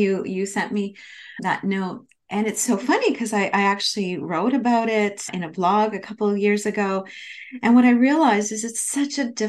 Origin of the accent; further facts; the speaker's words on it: Canada; I'm from Canada, so at the University of Toronto at the School of Management there